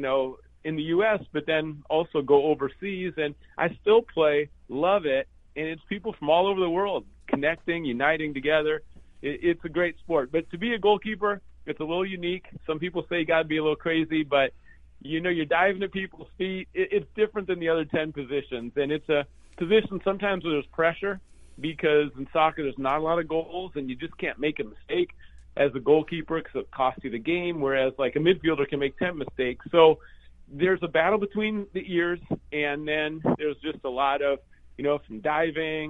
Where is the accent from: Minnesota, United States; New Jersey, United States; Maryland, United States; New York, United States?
Minnesota, United States; also born or lived in Iowa / California; now in Seattle, United States; I grew up in Minnesota, and my parents got divorced when I was seven